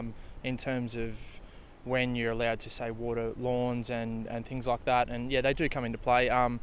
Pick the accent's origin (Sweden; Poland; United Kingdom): Poland; now in Australia; Well, I'm from Poland, but I live in Australia.